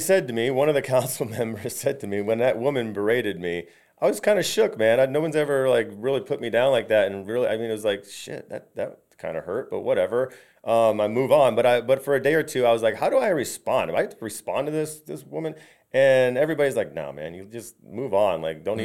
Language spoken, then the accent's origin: English; Valrico, Florida, United States; I grew up in Valrico